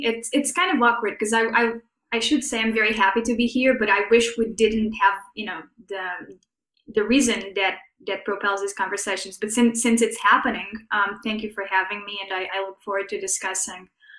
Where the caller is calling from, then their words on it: St. Louis, Missouri, United States; So I'm joining from St. Louis, Missouri, which is to say sort of the heart of the Midwest.